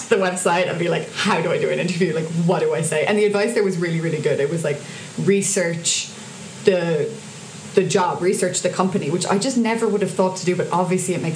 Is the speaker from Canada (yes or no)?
no; Cork, Munster, Ireland; moved away as an adult; now in Dublin, Ireland; I'm from Cork, so I had to move back to Cork